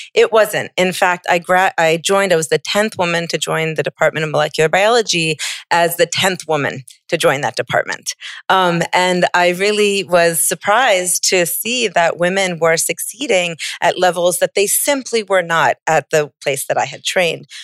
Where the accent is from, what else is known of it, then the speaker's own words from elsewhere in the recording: United States; moved away as an adult; now in Abu Dhabi, United Arab Emirates; as an American woman scientist